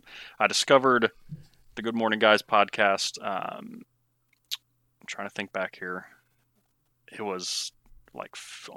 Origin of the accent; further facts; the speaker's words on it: Missouri, United States; Well, I'm from Missouri, right smack in the middle of the U.S., obviously. I'm married. I have 3 kids, all boys, 7, 5, and 3.